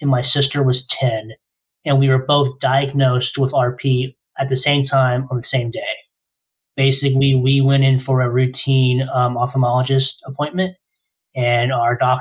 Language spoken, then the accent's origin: English; Florida, United States; I was born and raised in Florida